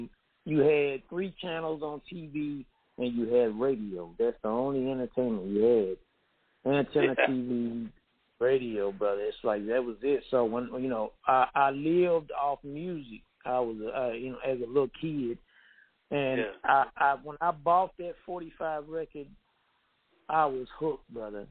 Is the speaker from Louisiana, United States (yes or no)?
no; Gadsden, Tennessee, United States; now in Memphis, United States; I'm actually from the country, man, from an itty-bitty small town called Gadsden, Tennessee.